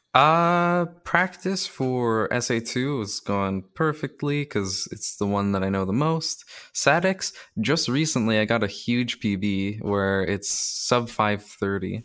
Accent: Canada; I'm also Canadian

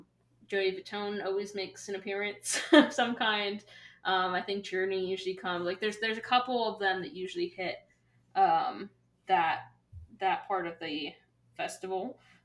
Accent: New Jersey, United States; Because I'm more South Jersey

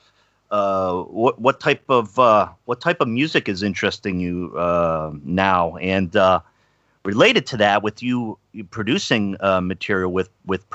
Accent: East Coast, United States; I grew up on the East Coast.

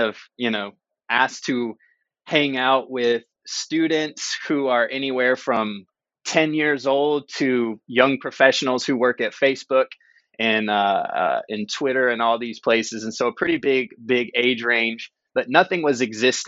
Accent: North Carolina, United States; moved away as an adult; also born or lived in Chicago / Bay Area; now in Redwood City, United States; We grew up together in North Carolina

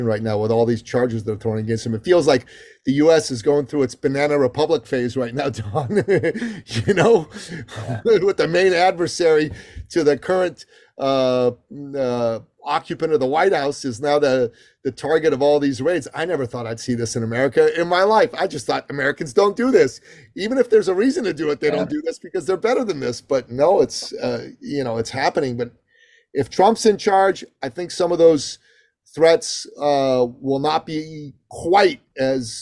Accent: Iran; also born or lived in Greece; now in Canada; I'm actually originally from Iran, and I left Iran in 1980

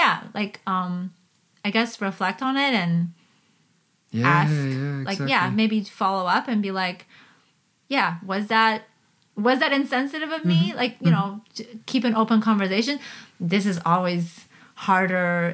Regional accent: Canada; moved away as an adult; also born or lived in China / Hong Kong / Austria; now in Germany; growing up in Canada

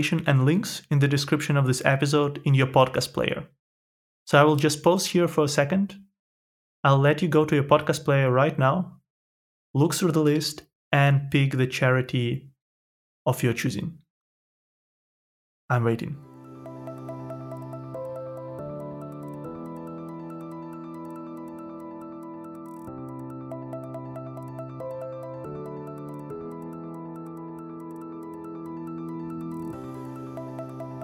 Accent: Ukraine; moved away; my home country of Ukraine

